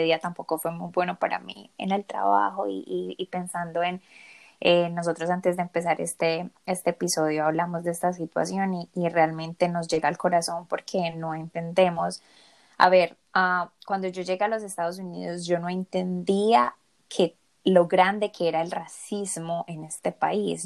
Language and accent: Spanish; Colombia; now in United States; yo tampoco soy de acá, yo soy colombiana